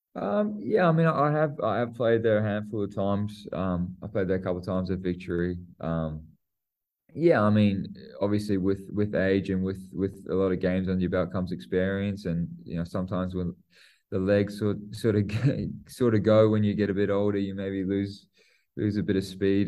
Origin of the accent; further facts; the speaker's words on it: New Zealand; I'm a Kiwi and I play for the Aussies